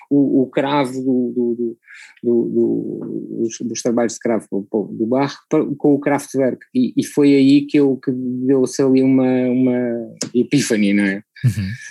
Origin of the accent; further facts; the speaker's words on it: Macau; born there; assim, é para todos os efeitos é o sítio onde eu nasci, não é?